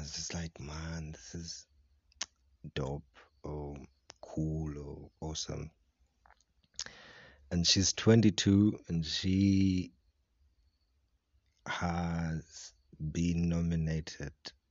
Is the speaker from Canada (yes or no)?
no; Kenya; I'm from Kavarole and currently podcasting from Mwaboki, which is in Kisumbi B, Bukwali Village, Kavarole District